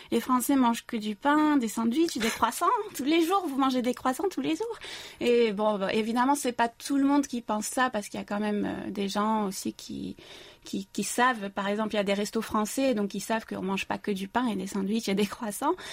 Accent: Marseille, Provence-Alpes-Côte d'Azur, France; moved away as an adult; also born or lived in South Korea; now in Seoul, South Korea; Euh, je suis française, originaire de Marseille, mais je vis en Corée depuis presque 13 ans. Je me suis installée en 2007 et j'ai été naturalisée coréenne en 2018, donc maintenant j'ai la double nationalité franco-coréenne.

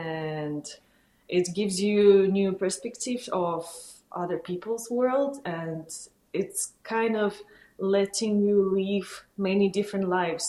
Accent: Kazakhstan; moved away; I was born in Kazakhstan

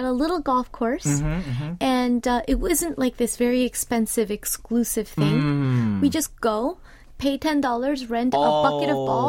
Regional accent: Southern California, United States; now in Seoul, South Korea; I grew up in Southern California, and every neighborhood we all had local parks.

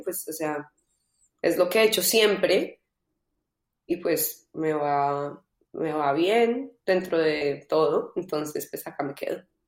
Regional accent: Colombia; also born or lived in London / Los Angeles; now in Madrid, Spain; soy de Colombia

